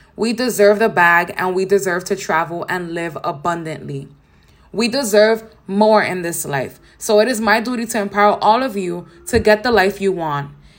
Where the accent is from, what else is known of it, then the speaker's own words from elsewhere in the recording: New York City, New York, United States; I grew up in Nature Projects in downtown Brooklyn with my mom